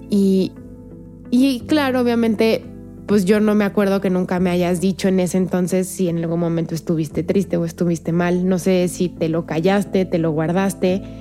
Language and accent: Spanish; León, Guanajuato, Mexico; also born or lived in Querétaro; En León hice mi primaria, mi secundaria en prepa, pero soy de aquí, nací en Querétaro México